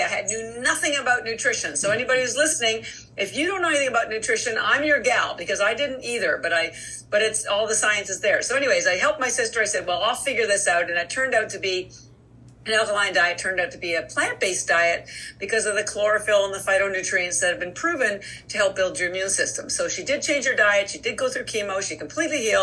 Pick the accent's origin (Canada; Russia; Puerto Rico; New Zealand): Canada; moved away as an adult; now in Boston, United States; I am Canadian by birth, but I've lived in Boston for over 30 years